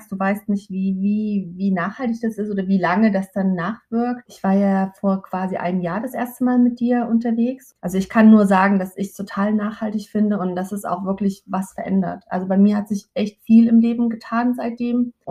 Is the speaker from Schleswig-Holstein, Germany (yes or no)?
no; Leipzig, Saxony, Germany; Ich komme aus Leipzig